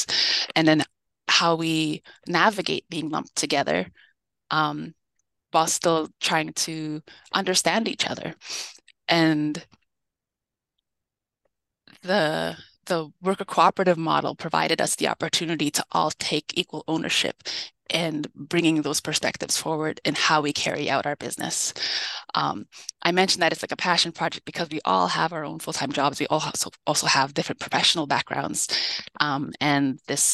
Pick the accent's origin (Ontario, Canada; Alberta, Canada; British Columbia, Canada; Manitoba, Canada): Manitoba, Canada; Winnipeg; I'm born and raised in Winnipeg.